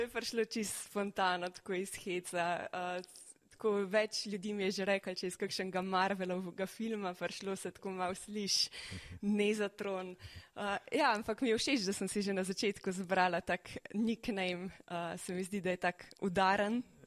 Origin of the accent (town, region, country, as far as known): Slovenia